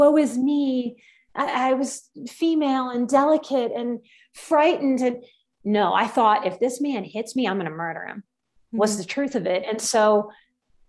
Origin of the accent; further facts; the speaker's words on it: Louisiana, United States; I grew up in the South. I'm from Louisiana